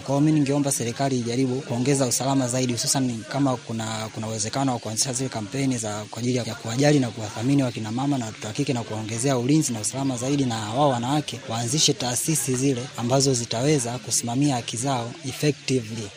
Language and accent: Swahili; Morogoro Region, Tanzania; natokea Morogoro.